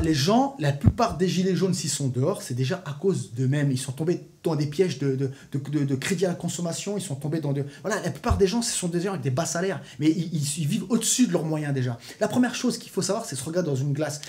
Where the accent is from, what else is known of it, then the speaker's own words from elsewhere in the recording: France; en tant que Français